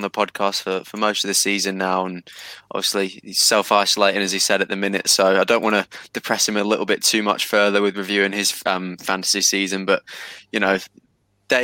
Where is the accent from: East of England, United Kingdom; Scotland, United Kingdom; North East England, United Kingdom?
North East England, United Kingdom; Newcastle upon Tyne; as a Geordie